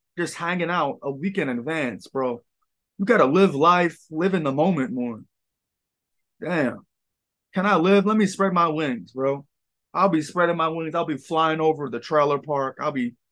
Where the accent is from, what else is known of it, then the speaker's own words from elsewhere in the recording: New York, United States; I'm from New York